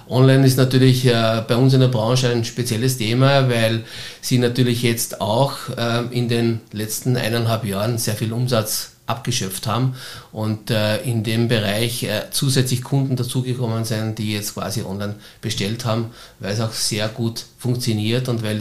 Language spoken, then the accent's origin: German; Styria, Austria; now in Vienna, Austria; viele sagen, äh, du als Steirer kannst doch nicht in Wien bei einem Fußballclub quasi Fan sein.